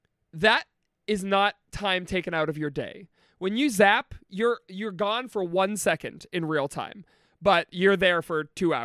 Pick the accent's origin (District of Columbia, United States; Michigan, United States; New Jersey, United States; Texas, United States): Michigan, United States; Detroit; I'm from Detroit, go blue, because of our proximity to Windsor